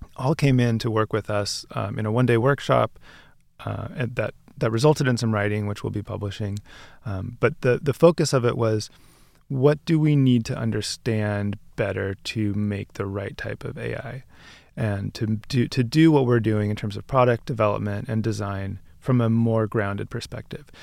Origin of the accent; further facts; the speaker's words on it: Bay Area, California, United States; also born or lived in Seattle; now in New York, United States; I grew up in the Bay Area